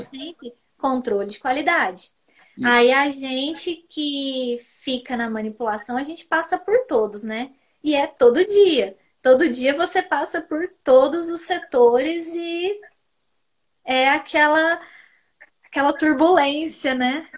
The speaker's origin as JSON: {"language": "Portuguese", "town": "Pouso Alegre", "region": "Minas Gerais", "country": "Brazil", "said": "eu sou aqui da cidade de Pouso Alegre, do sul de Minas. Sou formada em farmácia pela Univaz, aqui da minha cidade"}